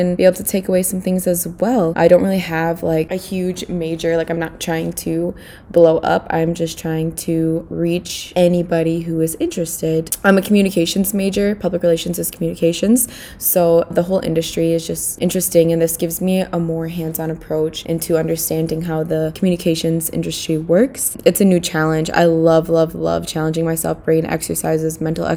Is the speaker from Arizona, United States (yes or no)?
no; St. Paul, Minnesota, United States; I am from St. Paul, Minnesota